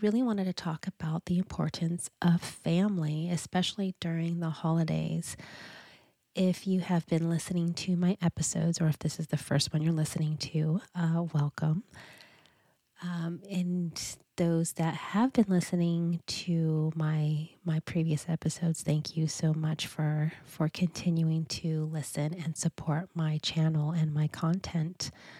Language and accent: English; California, United States; now in Pacific Northwest, United States; we got married up in the Pacific Northwest, because this is where we reside. And we are both originally from Southern California.